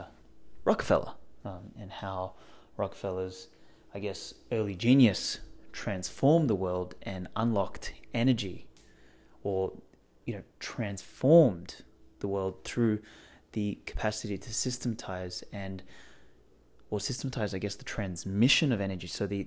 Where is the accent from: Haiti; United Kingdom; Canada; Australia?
Australia; Yeah, well, no one ever picks that I'm from Australia. They're like, oh, your accent's kind of like British